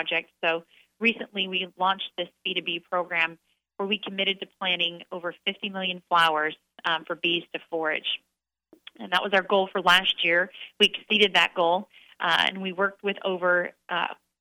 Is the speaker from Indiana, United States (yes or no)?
no; Clovis, California, United States; I grew up in Central California in a little town called Clovis outside of Fresno